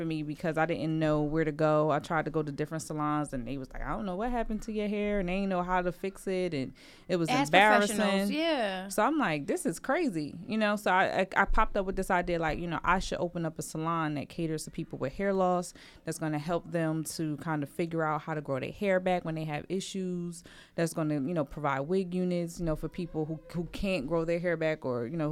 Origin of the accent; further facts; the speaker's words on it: Trenton, New Jersey, United States; I'm from Trenton. I was born and raised by my grandmother.